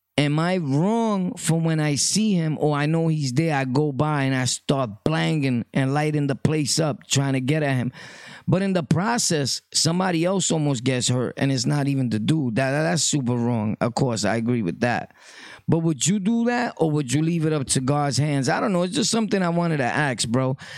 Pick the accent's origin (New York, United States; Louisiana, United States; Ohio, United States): New York, United States; New York City; I was from Brooklyn, always born and raised. My birth certificates say place of birth, Brooklyn